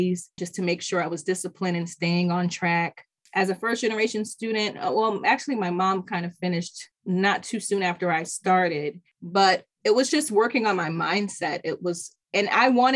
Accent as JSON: {"language": "English", "town": "Middletown", "country": "United States", "tie": "born or raised there", "said": "I've grown up in Middletown. I was born in Middletown"}